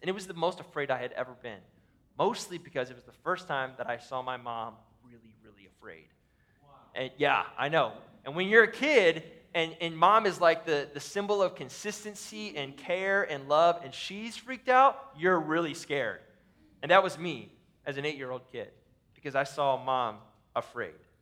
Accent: Ohio, United States; now in Minnesota, United States; We live in Minnesota. I grew up in Ohio, in a tornado valley

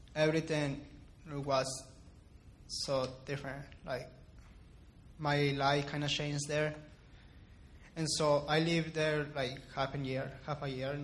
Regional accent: Ciudad Juárez, Chihuahua, Mexico; also born or lived in El Paso, Texas, United States; I was born in El Paso, but after that, my family and I moved to Juarez, and I lived there all my entire life. I grew up there

